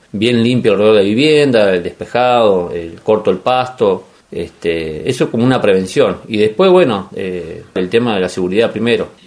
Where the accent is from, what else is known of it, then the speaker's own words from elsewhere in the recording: Esquel, Chubut, Argentina; now in Villa Futalaufquen, Argentina; vivo acá en la misma Villa Futelauken. Yo en realidad soy de Esquel. Mi papá es chileno y mi mamá hija de un chileno también.